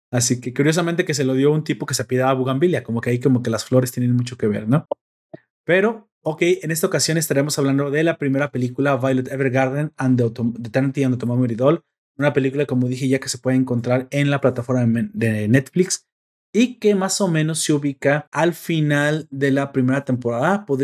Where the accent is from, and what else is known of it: Mexico